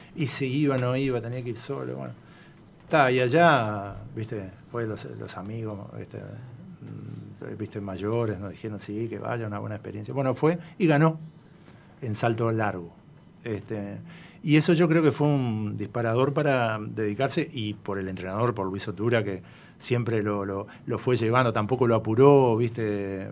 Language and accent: Spanish; Uruguay; como todo uruguayo de raza